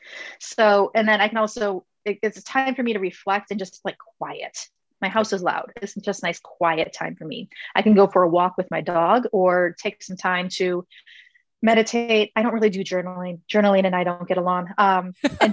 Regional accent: Minnesota, United States; Winter in Minnesota, we're from Minnesota

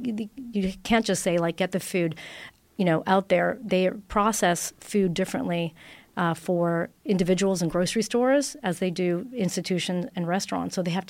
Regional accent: Italy; English is a second language; moved away as an adult; now in Toronto, Canada; out of university, I came from Italy, and I opened my first restaurant in Toronto

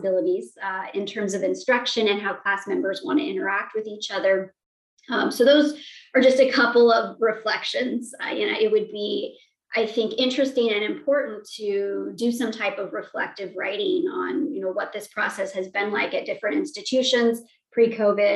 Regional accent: Montana, United States; moved away; growing up in Montana, there were not many people with my identities

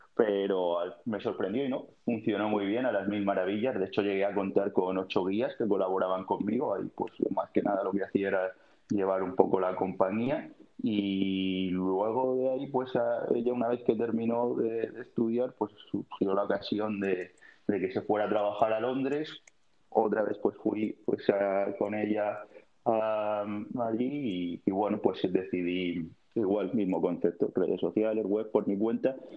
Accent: Cartagena, Region of Murcia, Spain; moved away as an adult; also born or lived in London; now in Amsterdam, Netherlands; yo soy un mediterráneo de Cabo de Palos, Cartagena, Murcia y nada, mi vida pues muy buena porque aquello es el paraíso

